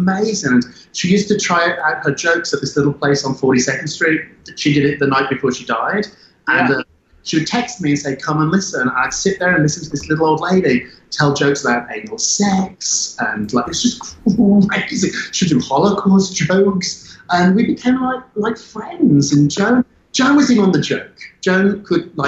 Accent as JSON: {"language": "English", "country": "United Kingdom", "tie": "born or raised there", "moved": "yes", "said": "I'm British. I went to school there. I grew up there."}